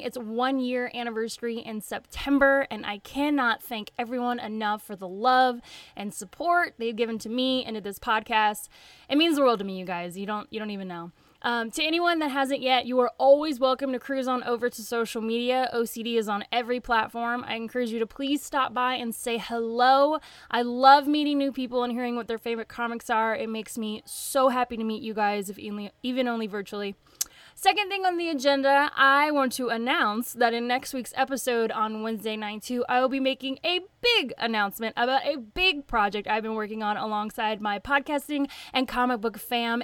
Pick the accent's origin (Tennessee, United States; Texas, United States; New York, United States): Tennessee, United States; White House; accent: southern; moved away; I'm from Nashville. I say Nashville, but it's a little bitty town north of Nashville called White House, Tennessee.